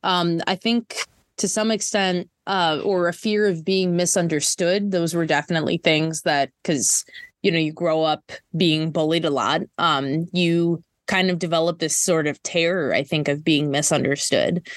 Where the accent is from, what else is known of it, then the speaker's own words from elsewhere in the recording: Minnesota, United States; I'm from Minnesota